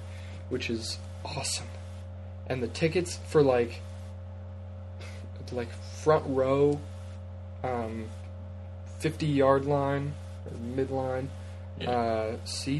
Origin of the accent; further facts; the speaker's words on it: United States; the other two Americans